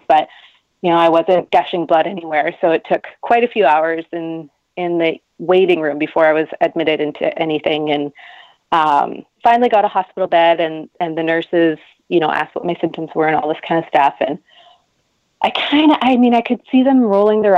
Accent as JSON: {"language": "English", "country": "Canada", "said": "I'm Canadian"}